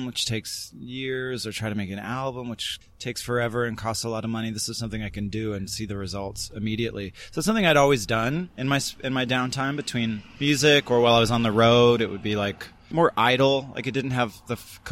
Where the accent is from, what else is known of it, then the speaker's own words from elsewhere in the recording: Canada; also born or lived in New York, United States; now in Los Angeles, United States; I was from the West Coast, from Canada